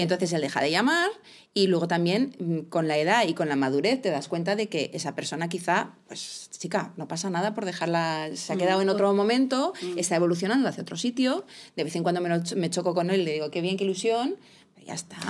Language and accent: Spanish; United Kingdom; soy británica